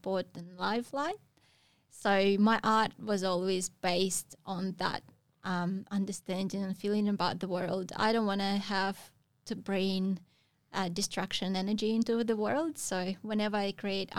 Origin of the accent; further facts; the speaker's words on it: Russia; moved away as an adult; I grew up in Russia. We don't have any waves back home